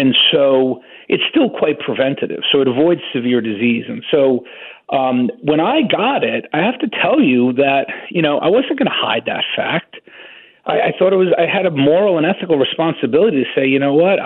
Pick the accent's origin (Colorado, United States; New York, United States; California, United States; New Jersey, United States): New York, United States; also born or lived in Wisconsin; I'm a New Yorker, and I actually resigned from the University of Wisconsin to go back to New York